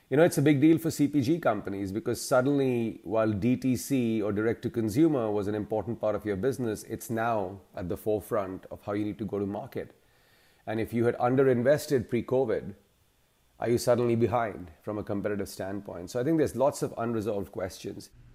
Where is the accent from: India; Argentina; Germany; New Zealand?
India; now in Chicago, United States; I'm originally from India, but have, uh, made my professional home in the U S.